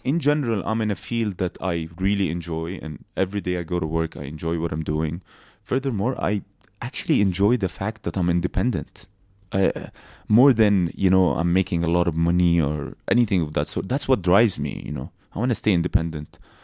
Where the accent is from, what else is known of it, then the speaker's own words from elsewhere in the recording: Abu Dhabi, United Arab Emirates; also born or lived in Palestine; we grew up in Abu Dhabi